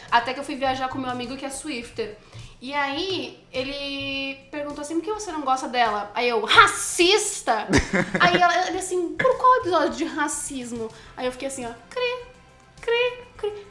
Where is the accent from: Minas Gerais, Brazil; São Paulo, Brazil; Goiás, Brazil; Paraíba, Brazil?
São Paulo, Brazil; Santos; now in São Paulo, Brazil; Eu sou de Santos, vim de skate até São Paulo